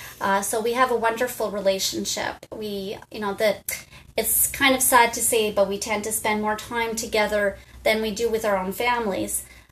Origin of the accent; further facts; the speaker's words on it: Bristol, South West England, United Kingdom; So I'm from Bristol and back to the Pontiac now